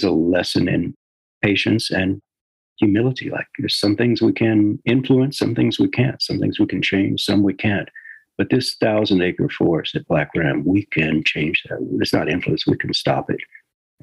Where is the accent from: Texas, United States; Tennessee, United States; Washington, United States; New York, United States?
Texas, United States; Houston; born or raised there